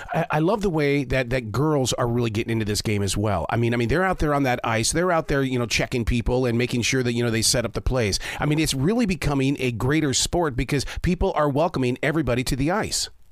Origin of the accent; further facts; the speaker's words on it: Montana, United States; now in North Carolina, United States; I'm from Montana